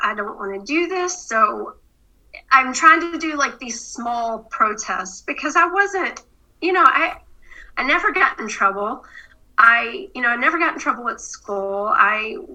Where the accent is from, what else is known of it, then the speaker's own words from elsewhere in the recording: the South, United States; I grew up in the South